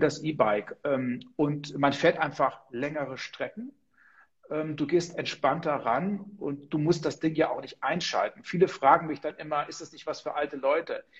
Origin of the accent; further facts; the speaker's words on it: Heringen, Hesse, Germany; ich bin an der ehemaligen Grenze zur DDR groß geworden. Also wenn ich aus meinem Fenster geblickt habe, in unserem Haus im kleinen Städtchen Heringen an der Werra